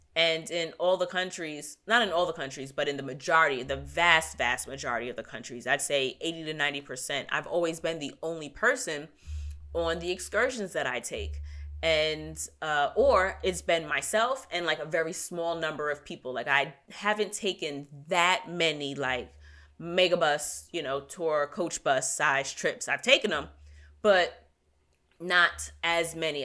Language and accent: English; New York, United States; I'm from New York